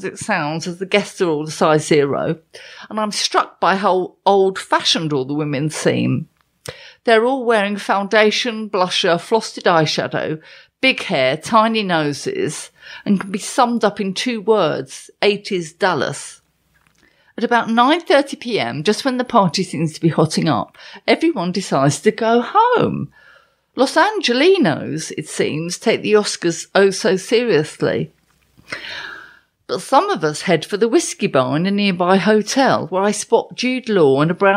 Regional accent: London, United Kingdom; I'm from London

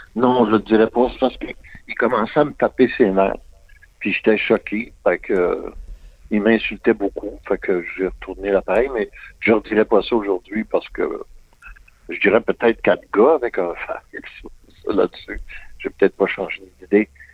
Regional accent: Quebec, Canada; born or raised there

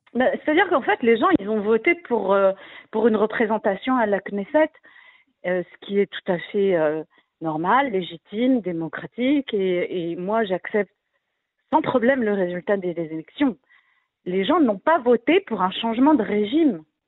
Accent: France; now in Israel; quand on vient de France, avec la culture qu'on a du militantisme et des manifestations et du syndicalisme français

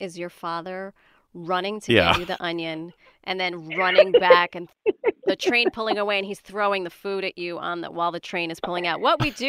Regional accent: New York City, New York, United States; I'm 46. I did not really come to understand Indian food until well into my 30s. And I grew up in New York City and there was plenty of Indian food.

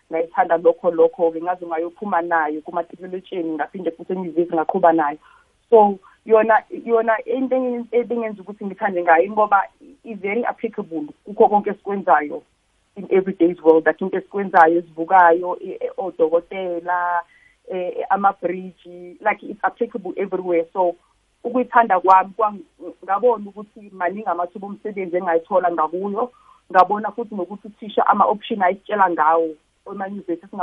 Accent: KwaNdengezi, KwaZulu-Natal, South Africa; moved away as an adult; now in Johannesburg, South Africa; ngiphuma khona la e-KZN elokishini elincane nje bakuthi ukwandengezi

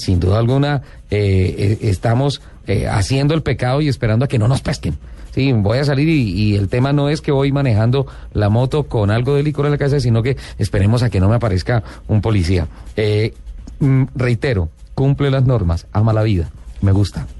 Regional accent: Colombia; yo soy colombiano

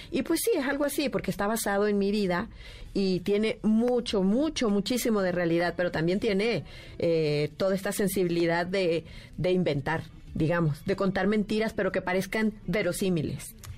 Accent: Managua, Nicaragua; yo nací en el 68, corrí el año de 1968 en Managua, Nicaragua.

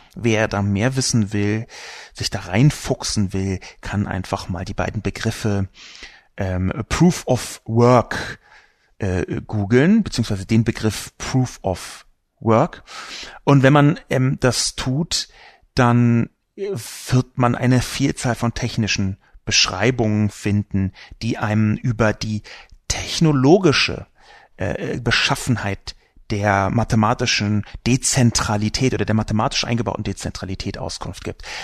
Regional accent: Berlin, Germany; Ich bin übrigens auch in Berlin geboren

